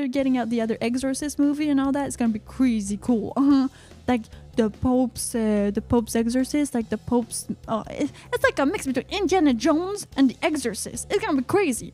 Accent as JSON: {"language": "English", "country": "Canada", "said": "I'm from Canada"}